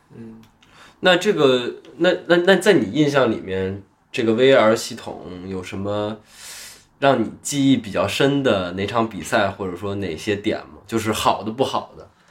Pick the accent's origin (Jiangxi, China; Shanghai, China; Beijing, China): Beijing, China; 我是一个北京人